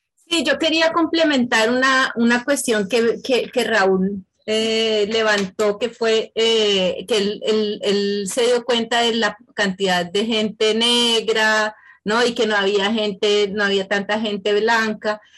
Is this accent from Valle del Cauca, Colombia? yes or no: no; Bogotá, Colombia; moved away; Yo soy de Bogotá, yo soy bien de la capital